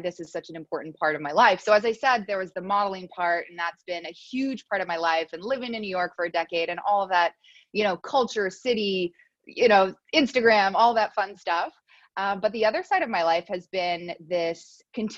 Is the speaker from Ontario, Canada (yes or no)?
no; Montreal, Quebec, Canada; I'm from Montreal